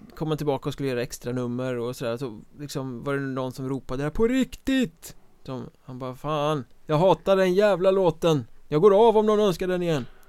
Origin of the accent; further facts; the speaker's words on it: Sweden; jag är som svensk